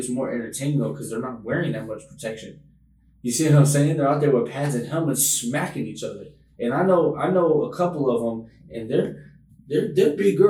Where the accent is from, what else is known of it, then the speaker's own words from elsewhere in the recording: Oakland, California, United States; I say I'm from Oakland